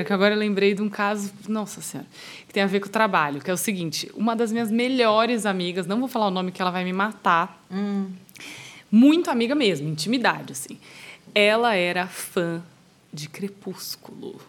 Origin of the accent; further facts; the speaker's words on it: Brazil; eu sou brasileira